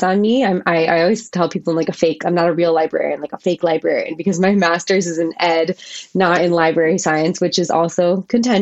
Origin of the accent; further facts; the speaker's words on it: Maryland, United States; moved away; also born or lived in Chicago / Washington, D.C.; I grew up in Maryland, so it was kind of like moving home